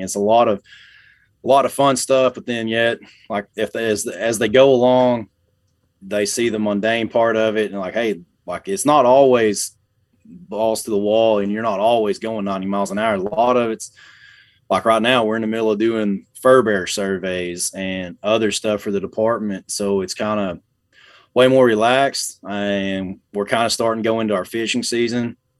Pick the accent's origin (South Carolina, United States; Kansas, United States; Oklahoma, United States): Oklahoma, United States; Ardmore; also born or lived in Atoka, Oklahoma; I was born in South Central Oklahoma, uh, in Ardmore. Uh, was raised up in that area